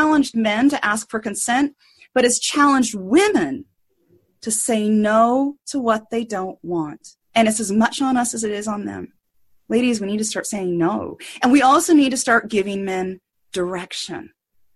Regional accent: United States; So I grew up in redneck America, probably 50 years behind the rest of the country.

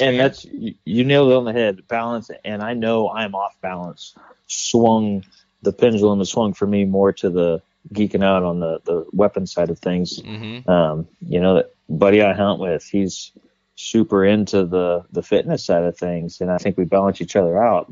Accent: California, United States; I growing up in California, I was a bow hunter

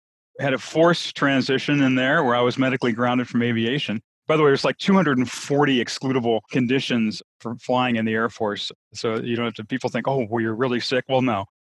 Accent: Midwest, United States; moved away as an adult; also born or lived in New Orleans; So I grew up in a very stereotypical Midwest small town, sort of a single industry town, and went to a big township high school and went away because I wanted to get out of that small town desperately from as far back as I can remember.

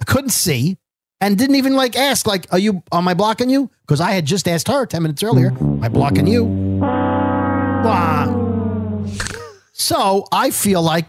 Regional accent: New York City, New York, United States; Born in Bensonhurst

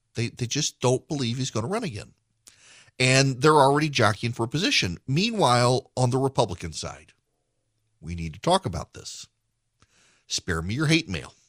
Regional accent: Louisiana, United States; now in Georgia, United States; I am from Louisiana

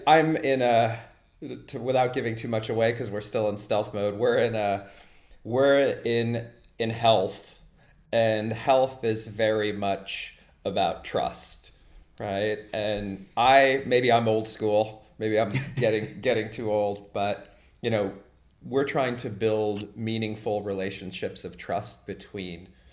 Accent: United States; now in Germany; as an American living in Germany

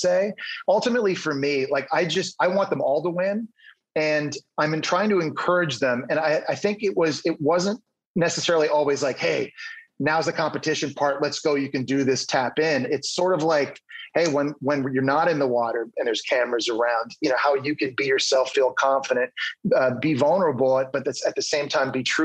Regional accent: Ottawa, Ontario, Canada; now in United States; I'm from Ottawa, Canada

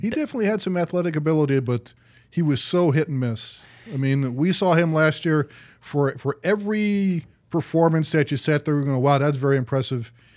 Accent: Ohio, United States; I'm from Ohio

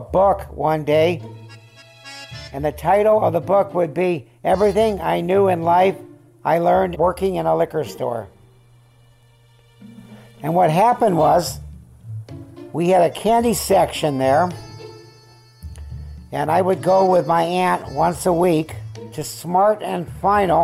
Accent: California, United States; also born or lived in Syracuse, New York / Van Nuys, California; I was born in Syracuse, New York. We left there when I was 3 and a half, and I remember nothing about it. We came to California.

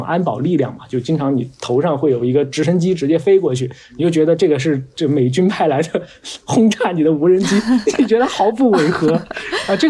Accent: China; 他都是明显区别于我们中国人嘛

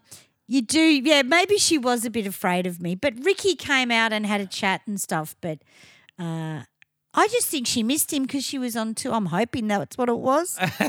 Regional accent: Australia; because we're Aussie

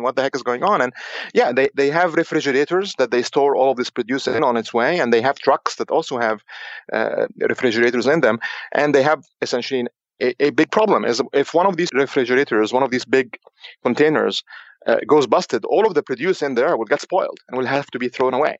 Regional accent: Egypt; moved away; also born or lived in Cairo, Egypt; I'm actually from Egypt originally.

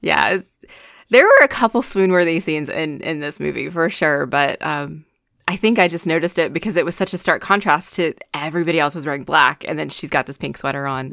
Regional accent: North Carolina, United States; I'm also from North Carolina, so I'm dealing with the southernness

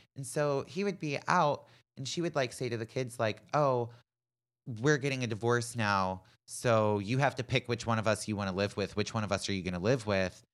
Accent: Pittsburgh, Pennsylvania, United States; my hometown of Pittsburgh

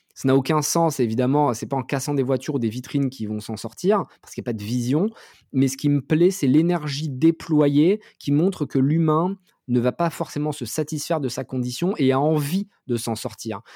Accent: France; nous, en tant que Français

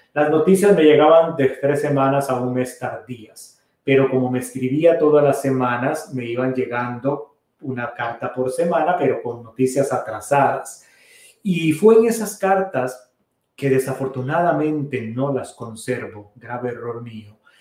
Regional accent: Costa Rica; moved away; la parroquia de San Carlos Borromeo, de donde yo soy originario, allá en Costa Rica

